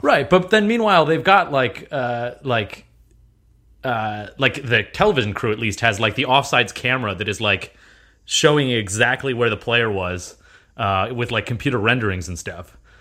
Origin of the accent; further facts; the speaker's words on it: United States; I was born in America. I'm an American